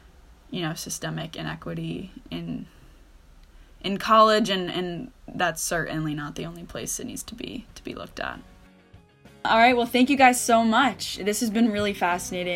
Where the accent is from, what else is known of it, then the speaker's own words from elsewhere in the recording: United States; as an American